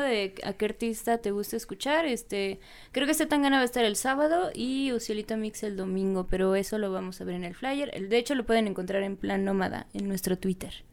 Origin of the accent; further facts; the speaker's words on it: Yucatán, Mexico; now in Mexico City, Mexico; ya les dije que soy de Yucatán. Ahí el clima es tropical